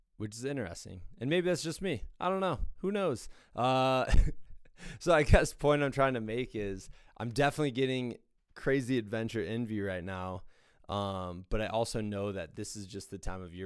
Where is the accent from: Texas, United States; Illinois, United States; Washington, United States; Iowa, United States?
Iowa, United States; now in Colorado, United States; when I grew up in Iowa